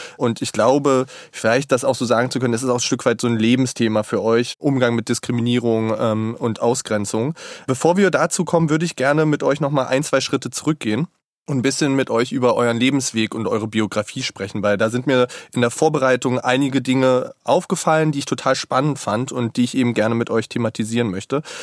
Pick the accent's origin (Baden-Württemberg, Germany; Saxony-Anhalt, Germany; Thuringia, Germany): Saxony-Anhalt, Germany; Ich bin in Sachsen-Anhalt tatsächlich aufgewachsen